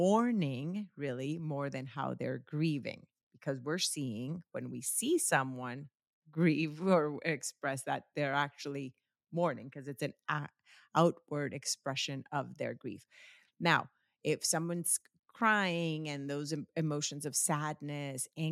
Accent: Colombia; moved away; I grew up in Colombia, and in Colombia, the primary religion in Colombia is Catholicism

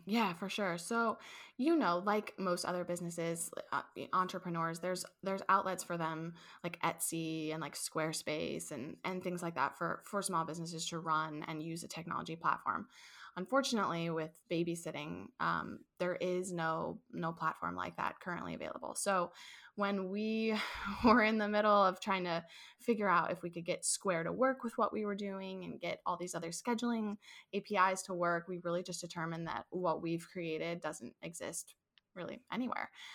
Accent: St. Louis, Missouri, United States; moved away as an adult; also born or lived in Ohio; I grew up in Saint Louis, I left to attend college at Ohio State University

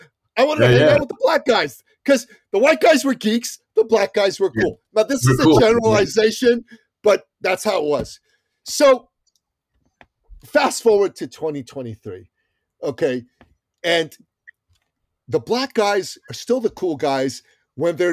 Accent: Iran; moved away; I'm from the Middle East. I'm from Iran

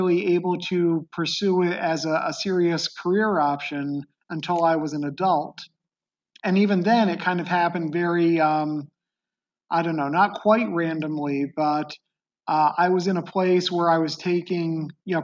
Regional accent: Beacon, New York, United States; I grew up in upstate New York. It was a city called Beacon in the Hudson Valley

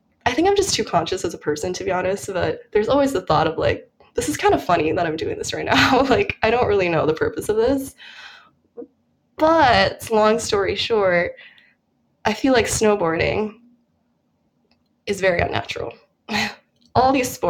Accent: Colorado, United States; moved away as an adult; also born or lived in Minnesota; now in New York, United States; I'm from Colorado, so basically everyone does a snow sport there. It's kind of, it's integrated into your education when you're in elementary school

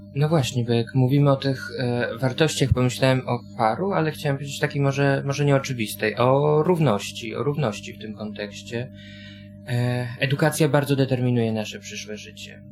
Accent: Warsaw, Masovian Voivodeship, Poland; chodziłem do szkoły na warszawskiej pracy, gdzie mieszkam od urodzenia

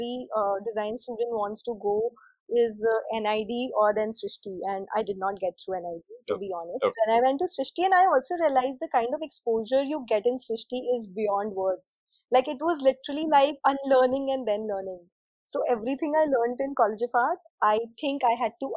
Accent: Indore, Madhya Pradesh, India; moved away as an adult; also born or lived in Delhi / Bangalore; I grew up in Indore and I did my schooling there.

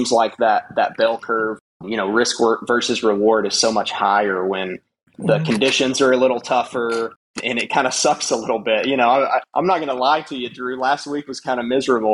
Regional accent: West Texas, United States; I grew up in West Texas, you know, hunting deer blinds, deer feeders

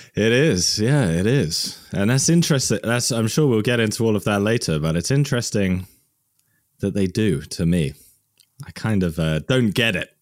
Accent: Worcester, West Midlands, United Kingdom; I'm from Worcester, England

